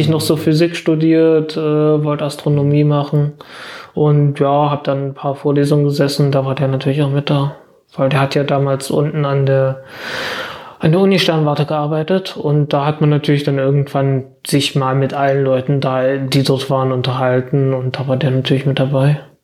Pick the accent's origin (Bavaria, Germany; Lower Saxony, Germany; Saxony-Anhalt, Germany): Saxony-Anhalt, Germany; Zeitz; ich komme aus Zeitz